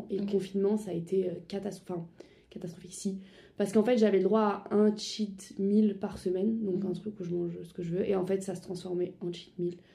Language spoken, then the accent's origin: French; Strasbourg, Grand Est, France; moved away as an adult; now in Paris, France; j'ai 21 ans, je viens à la base de Strasbourg